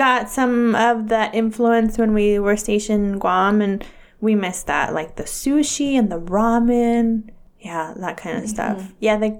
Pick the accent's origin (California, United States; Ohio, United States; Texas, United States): California, United States; Northern; moved away; my hometown, which I want to say it's mostly Northern California.